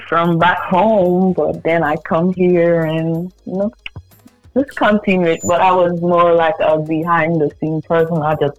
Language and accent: English; Georgetown, Demerara-Mahaica, Guyana; But yeah, I'm from Guyana, Georgetown.